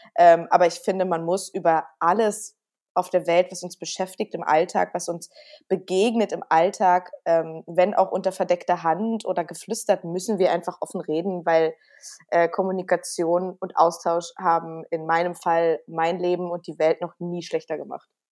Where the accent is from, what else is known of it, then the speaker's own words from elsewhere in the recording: Berlin, Germany; Aber ich bin ja auch ein Berliner Mädel. Ich bin ja auch äh, in Berlin geboren